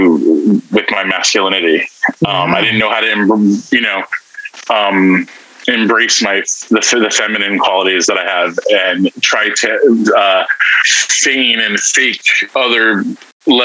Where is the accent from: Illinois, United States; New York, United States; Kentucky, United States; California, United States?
New York, United States; New York City; I had a very happy Christian household childhood, Italian American Brooklyn Christian Italian household.